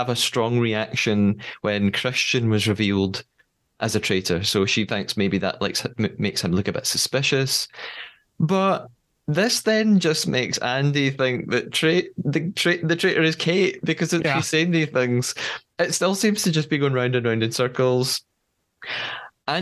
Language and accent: English; United Kingdom; As a British person, we don't pronounce it like this